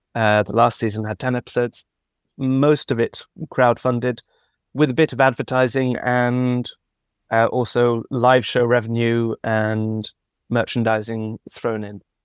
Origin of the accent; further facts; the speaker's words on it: London, United Kingdom; I'm from London